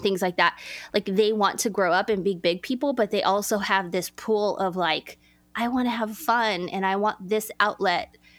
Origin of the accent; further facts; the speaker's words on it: Los Angeles, California, United States; I grew up in Los Angeles, California